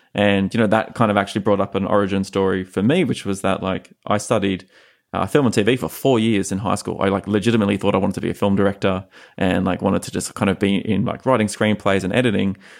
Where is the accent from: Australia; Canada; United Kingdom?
Australia; moved away as an adult; as like a young H R professional growing up in Australia